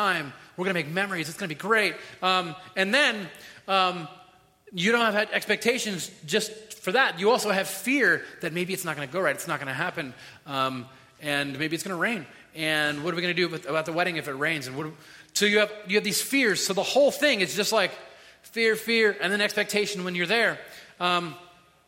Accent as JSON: {"language": "English", "region": "Florida", "country": "United States", "said": "We're all from Florida"}